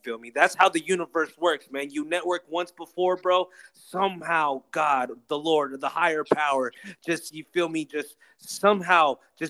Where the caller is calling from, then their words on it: Arizona, United States; By the way, I'm chiming in from Arizona to be exact. You feel me? Yes. I'm chiming in from the 480, chiming in from the desert.